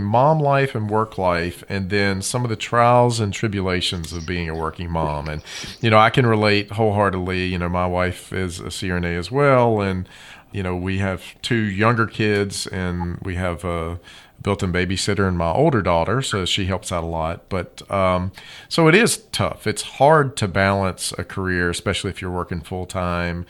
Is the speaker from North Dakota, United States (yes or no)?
no; St. Charles, Missouri, United States; I was actually born in St. Charles, Missouri